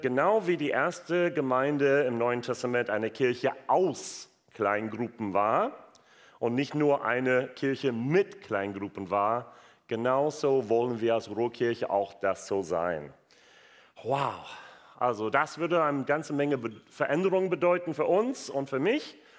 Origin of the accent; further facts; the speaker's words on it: United States; German is a second language; also born or lived in Wuppertal, Germany; now in Germany; gebürtiger Amerikaner